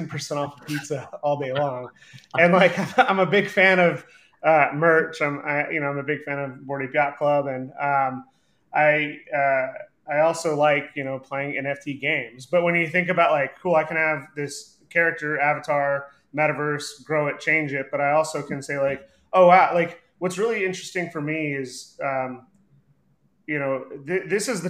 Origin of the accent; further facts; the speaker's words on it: Dallas, Texas, United States; growing up in Dallas